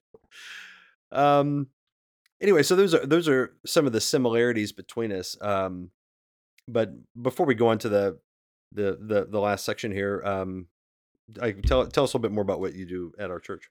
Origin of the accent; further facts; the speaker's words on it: West Virginia, United States; now in Cincinnati, United States; I grew up in West Virginia.